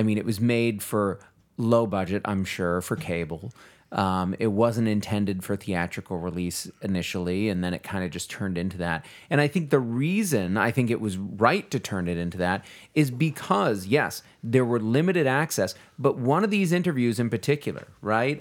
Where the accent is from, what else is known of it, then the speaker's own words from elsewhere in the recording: Texas, United States; I am as a Texan, right? Like, li-, living here in the state